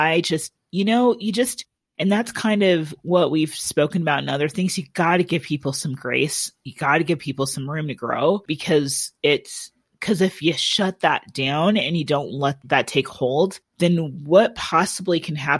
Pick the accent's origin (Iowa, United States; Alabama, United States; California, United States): Iowa, United States; moved away; we're from Iowa.